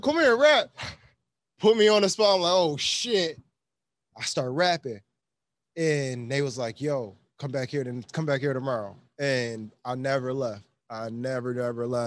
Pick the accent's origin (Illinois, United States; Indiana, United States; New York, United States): New York, United States; Buffalo; I'm from Buffalo, New York